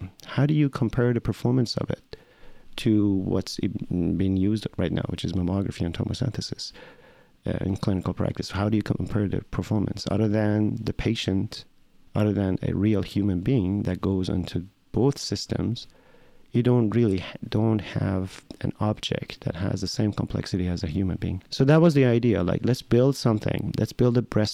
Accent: Tehran, Tehran Province, Iran; moved away as an adult; now in United States; So I'm Iranian. I'm Iranian American. I grew up in Tehran, in Iran.

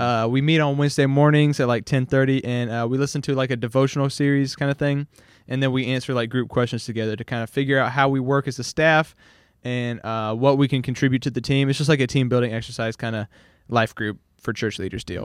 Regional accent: Hawaii, United States; also born or lived in Louisiana; now in Shreveport, United States; I grew up, like, pretty much solely around Asian people. I was, like, the minority in Hawaii

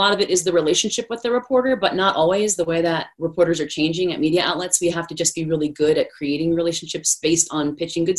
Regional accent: Washington, District of Columbia, United States; moved away as an adult; also born or lived in Denver; I grew up in Washington, D.C.

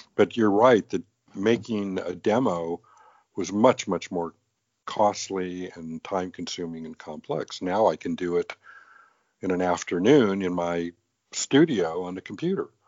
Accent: Los Angeles, California, United States; also born or lived in England; I grew up in Los Angeles.

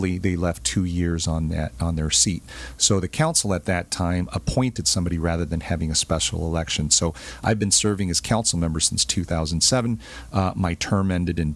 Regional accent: Santa Ana, California, United States; also born or lived in Bolivia; our family arrived in Santa Ana in 1965, right? And I was a year old

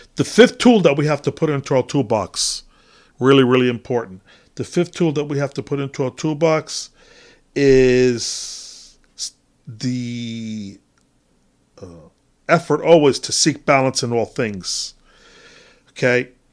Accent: United States; as an American

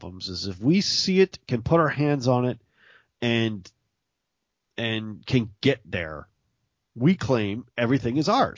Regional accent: Mississippi, United States; I come from there. I've been there. I was born there.

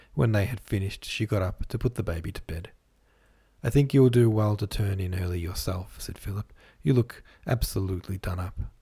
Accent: Australia; I'm from Australia

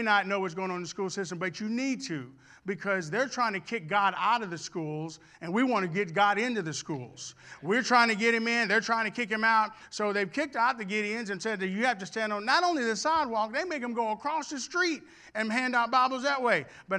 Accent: Houston, Texas, United States; also born or lived in Arkansas; When I was a really, really young kid, we moved from Arkansas to Houston, and we were building a home.

